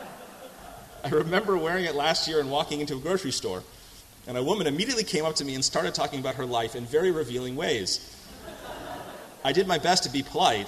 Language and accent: English; United States; as an American over in Nigeria